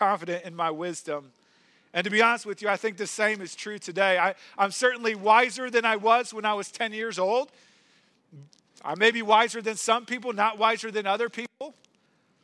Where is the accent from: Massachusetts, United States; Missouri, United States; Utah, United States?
Missouri, United States; St. Louis; When I was a kid, I grew up in St. Louis